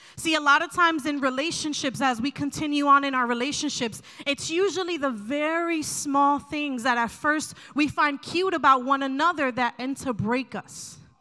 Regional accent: New Jersey, United States; I'm from New Jersey

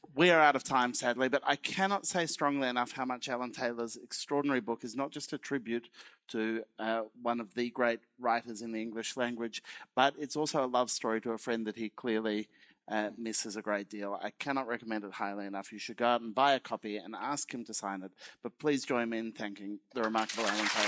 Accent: Australia; I'm Australian

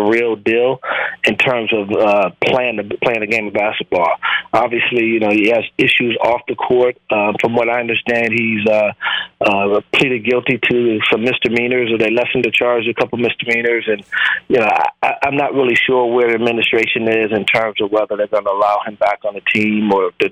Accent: Buffalo, New York, United States; moved away; I'm from Buffalo, New York

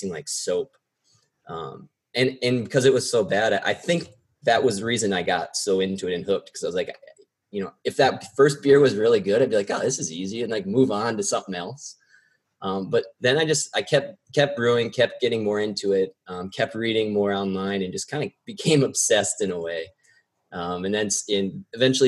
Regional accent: South Dakota, United States; moved away as an adult; I'm actually originally from South Dakota. So I moved out here to work in politics right after college

